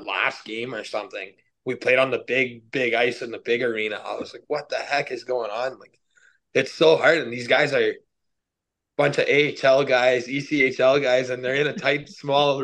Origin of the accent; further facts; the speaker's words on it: Kitigan Zibi, Quebec, Canada; growing up here